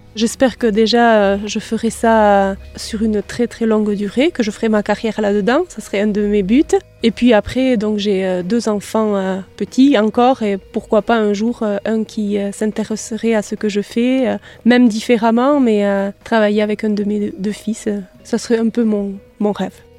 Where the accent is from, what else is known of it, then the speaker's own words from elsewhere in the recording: Macaye, Nouvelle-Aquitaine, France; je suis de Macaï, je suis née à Macaï, j'ai grandi à Macaï